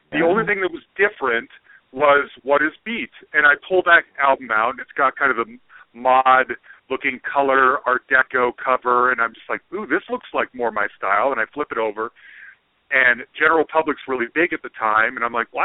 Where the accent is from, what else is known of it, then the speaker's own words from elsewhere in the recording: Utah, United States; I'm from Utah, where there's not a lot of black guys in Utah.